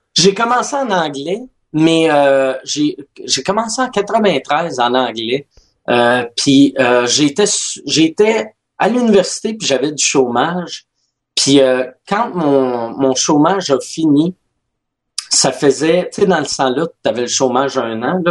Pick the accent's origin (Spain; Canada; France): Canada; Quebec City, Quebec; born or raised there; first language French and English